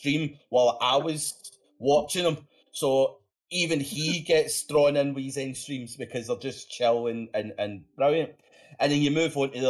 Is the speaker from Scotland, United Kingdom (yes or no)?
yes; Scotland, United Kingdom; accent: Scottish; I'm Scottish